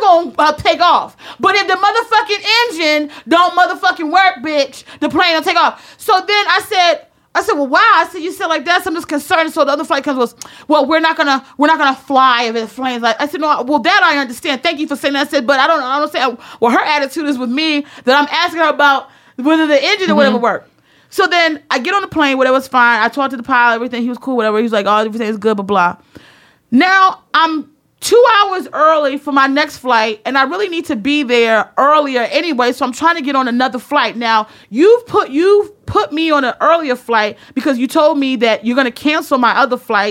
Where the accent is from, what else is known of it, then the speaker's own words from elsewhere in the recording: the North, United States; I'm from the North